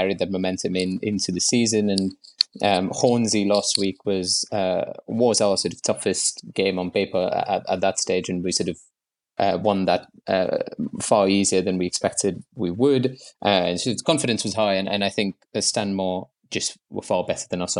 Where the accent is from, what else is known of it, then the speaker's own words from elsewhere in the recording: Mumbai, Maharashtra, India; moved away as an adult; now in London, United Kingdom; I moved to London in 2014 from Bombay, where I grew up.